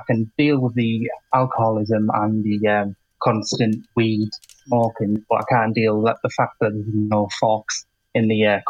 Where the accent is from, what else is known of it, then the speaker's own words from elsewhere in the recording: Middlesbrough, North East England, United Kingdom; I'm from Middlesbrough.